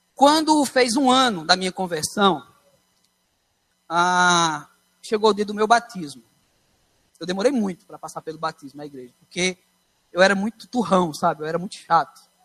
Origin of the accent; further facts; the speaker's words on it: São Paulo, Brazil; eu nasci em São Paulo